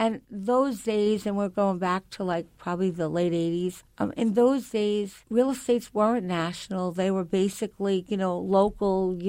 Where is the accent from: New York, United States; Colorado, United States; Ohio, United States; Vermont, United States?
New York, United States; Long Island; I grew up on Long Island in a very middle-class area where the neighbors were all there.